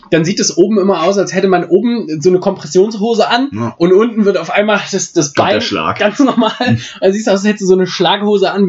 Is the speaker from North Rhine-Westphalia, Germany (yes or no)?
no; Erfurt, Thuringia, Germany; nur, nur für alle, ich komme aus Erfurt